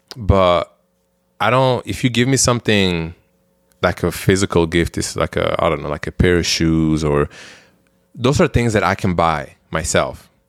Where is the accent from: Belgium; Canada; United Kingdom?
Belgium; now in United States; growing up in Belgium